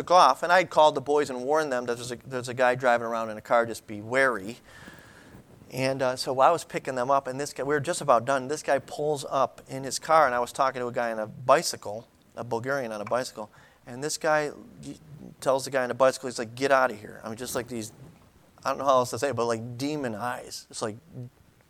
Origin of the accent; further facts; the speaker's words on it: Buffalo, New York, United States; I'm from Buffalo. We're from Buffalo